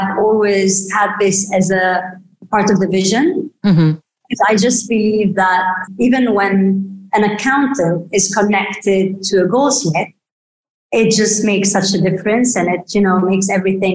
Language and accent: English; Beirut, Beirut Governorate, Lebanon; I was brought up mainly in Beirut. I was born in Beirut and unfortunately during the war.